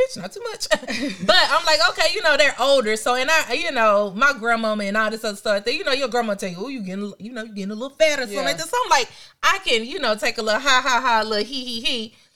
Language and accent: English; Memphis, Tennessee, United States; I'm from Memphis